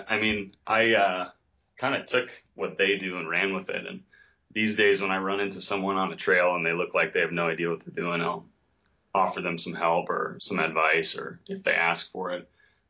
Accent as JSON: {"language": "English", "region": "East Coast", "country": "United States", "moved": "as an adult", "said": "And I come from the East Coast and it's not the case there at all."}